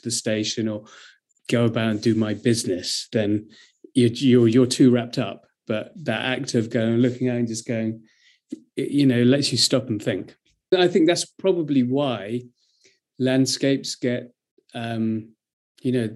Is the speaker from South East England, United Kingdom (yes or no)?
yes; near Brighton, South East England, United Kingdom; I grew up near Brighton